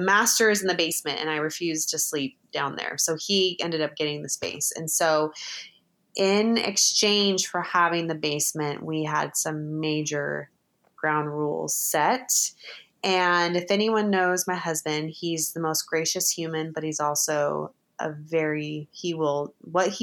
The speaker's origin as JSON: {"language": "English", "country": "United States", "said": "we're American"}